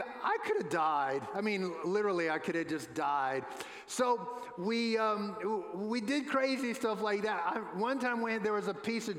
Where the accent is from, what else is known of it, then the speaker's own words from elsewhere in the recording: New Orleans, Louisiana, United States; When I was a boy growing up in New Orleans, I lived about a mile and a half from the Mississippi River.